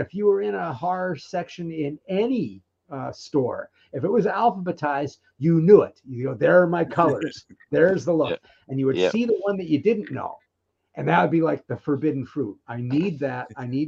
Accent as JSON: {"language": "English", "town": "Philadelphia", "region": "Pennsylvania", "country": "United States", "tie": "born or raised there", "lives_now": "Bay Area, United States", "said": "So I'm out in the Bay Area now, but I grew up outside of Philly."}